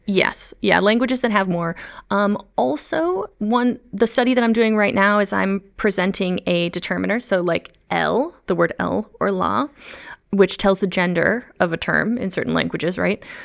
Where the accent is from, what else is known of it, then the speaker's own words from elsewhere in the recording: the Midwest, near the Chicago area, Illinois, United States; first language English; moved away; I'm a native English speaker. I grew up in the Midwest in the United States of America, um, near the Chicago land area